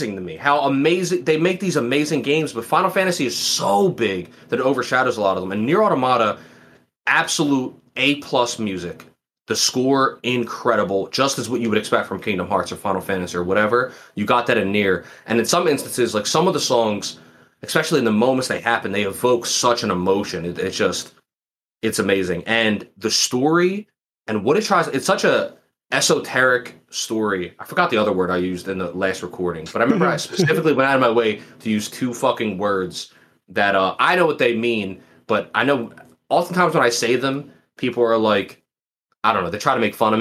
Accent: Philadelphia, Pennsylvania, United States; I'm from Philly

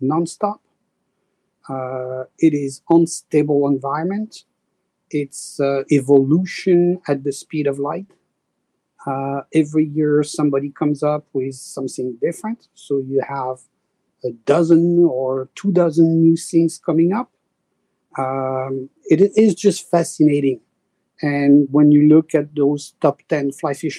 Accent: Paris, Île-de-France, France; accent: French; English is a second language; moved away as an adult; also born or lived in French Alps / New York / Vermont; now in Connecticut, United States; I was born in Paris. And then by age 12, I was sent to the Alps to go ski.

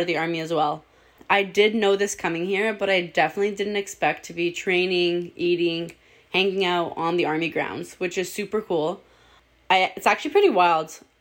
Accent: Toronto, Ontario, Canada; moved away as an adult; now in Manila, Philippines; I'm from Etobicoke, Ontario

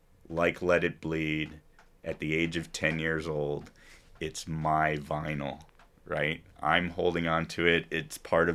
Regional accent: New York City, New York, United States; born there; I was born in New York City.

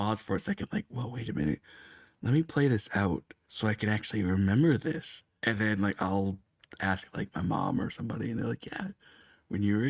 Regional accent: Bradenton, Florida, United States; I was born in Bradenton, Florida

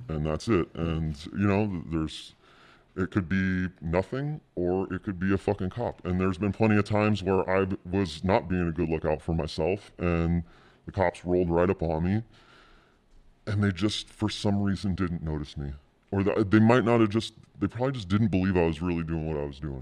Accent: Southern California, United States; also born or lived in Jersey City, New Jersey; I grew up in, like, Southern California

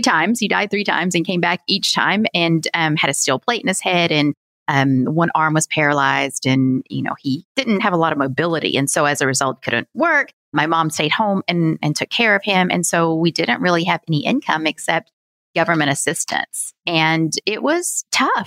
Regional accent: Virginia, United States; grew up in the Appalachian Mountains of Southwest Virginia

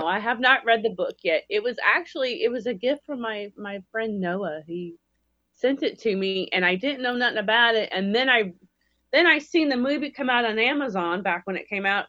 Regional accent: Alabama, United States; now in Las Vegas, United States; we're from Alabama

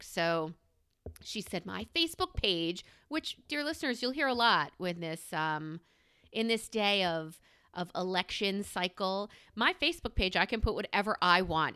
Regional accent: New York, United States; now in Pennsylvania, United States; I am a New Yorker who has, who has relocated to the greater P A area.

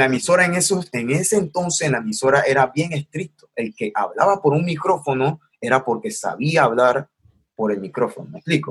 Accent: Panama City, Panama; crecí en Río Abajo

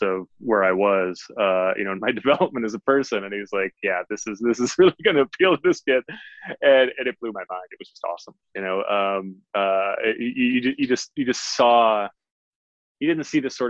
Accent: Detroit, Michigan, United States; I grew up in a housing project in Detroit, Michigan

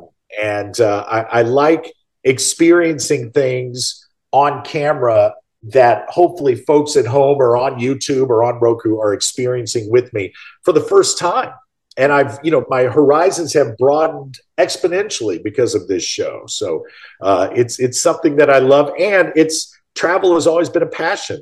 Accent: St. Louis, Missouri, United States; moved away; my hometown of St. Louis.

